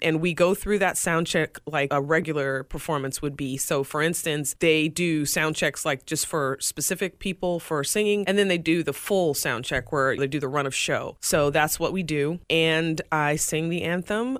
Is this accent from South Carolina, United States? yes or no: yes; Greenville, South Carolina, United States; now in Tampa, United States; my hometown ECHL team, the Greenville Swamp Rabbits.